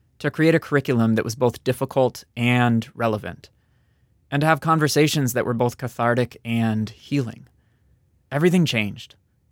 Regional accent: East Coast suburbs, United States; I was a white kid from the East Coast suburbs

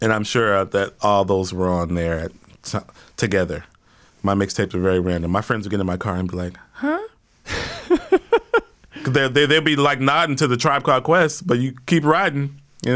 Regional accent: Houston, Texas, United States; moved away as an adult; also born or lived in New York City; I'm from Houston.

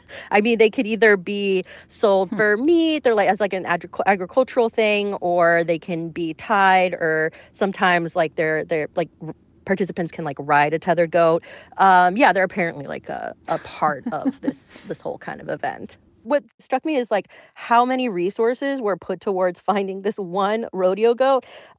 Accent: Florida, United States; I'm from Florida.

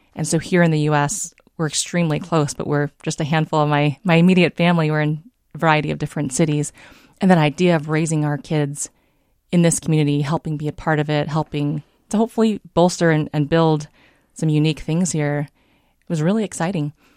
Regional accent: San Diego, California, United States; moved away as an adult; also born or lived in Davenport, Iowa; now in Minnesota, United States; I was raised in San Diego

